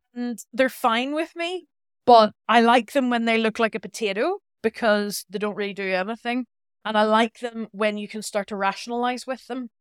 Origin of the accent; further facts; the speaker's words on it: Belfast, Northern Ireland, United Kingdom; moved away as an adult; also born or lived in Basel, Switzerland; I'm very proud to be from Northern Ireland. I'm from Belfast